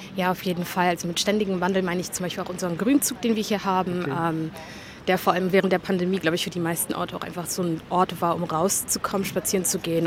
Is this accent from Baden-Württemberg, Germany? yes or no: no; Berlin, Germany; also born or lived in Gropiusstadt, Berlin; ich bin vorher in Britz aufgewachsen und ähm, bin dann, glaube ich, mit 13 hergezogen in der Gruppestadt